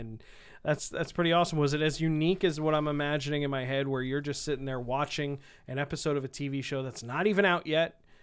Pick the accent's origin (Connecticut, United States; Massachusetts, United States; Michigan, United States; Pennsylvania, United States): Pennsylvania, United States; Bethlehem; I grew up in, and went to high school in Bethlehem, Pennsylvania